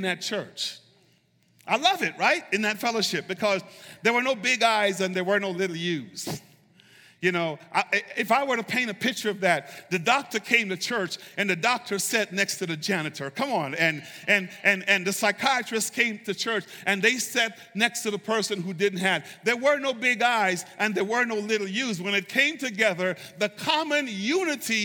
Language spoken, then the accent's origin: English; United States; Being an American